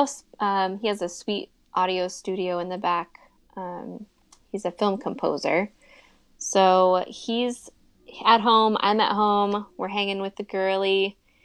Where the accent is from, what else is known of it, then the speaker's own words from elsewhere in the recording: Seattle, Washington, United States; I was born and raised in Seattle